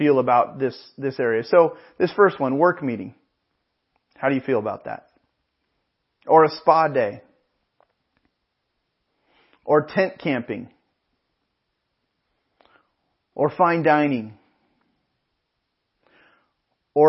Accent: Pismo Beach, California, United States; I grew up in Pismo Beach and up in the Central Coast, and our home growing up was about a mile from the ocean

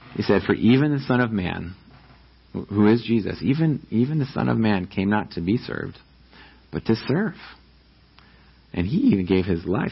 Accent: New York, United States; now in Riverside, United States; I'm from New York and I grew up

